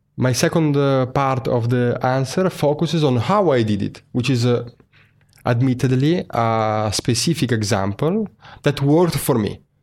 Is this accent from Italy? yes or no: yes; Venice, Veneto, Italy; moved away as an adult; also born or lived in Milan; I'm originally from Venice, but I moved to Milan at, uh, twenty-three years old